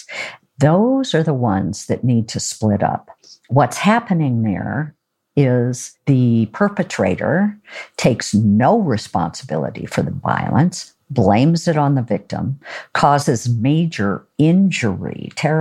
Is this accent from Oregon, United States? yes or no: yes; Oregon, United States; I'm from Oregon